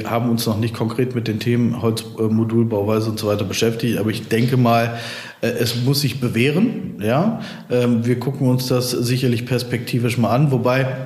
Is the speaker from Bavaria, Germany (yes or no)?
no; Cologne, North Rhine-Westphalia, Germany; now in Bonn, Germany; als äh, Kölner äh, natürlich Köln, ja, aber ich wohne ja auch schon lange in Bonn.